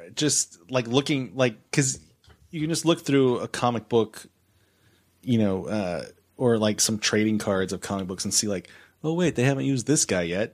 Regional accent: San Antonio, Texas, United States; I'm already from San Antonio

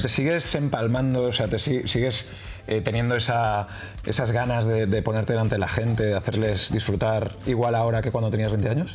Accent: Barcelona, Catalonia, Spain; yo soy de aquí de Barcelona

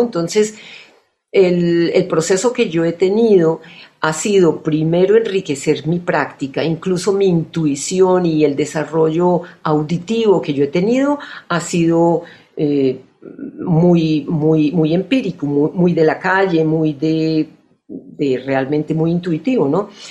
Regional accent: Colombia; moved away as an adult; also born or lived in United States; desde los 18 años, salí de Colombia

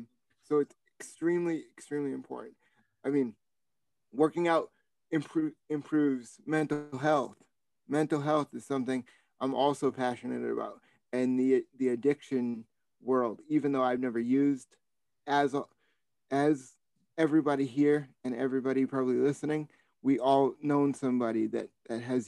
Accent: Boston, Massachusetts, United States; being a Bostonian

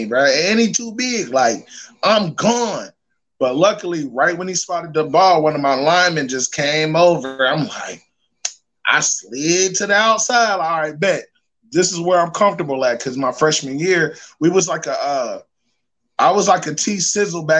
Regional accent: Dayton, Ohio, United States; I'm from Dayton, Ohio, O-H-I-O

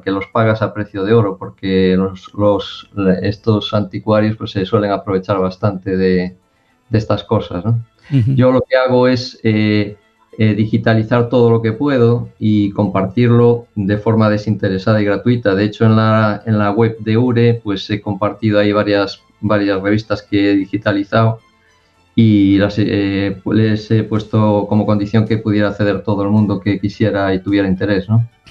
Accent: Galicia, Spain; soy gallego

